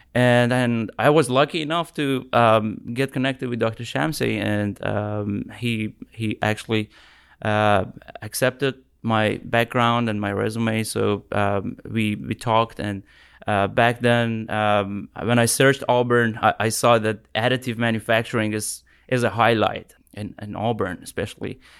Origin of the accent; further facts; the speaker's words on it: Tehran, Tehran Province, Iran; moved away as an adult; now in United States; I'm from Iran. Uh, I came to U S twenty seventeen for my P H D